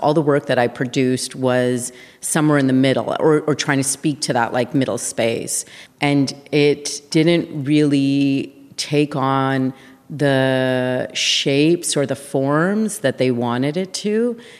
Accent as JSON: {"language": "English", "town": "Winnipeg", "region": "Manitoba", "country": "Canada", "tie": "born or raised there", "said": "I grew up in Winnipeg."}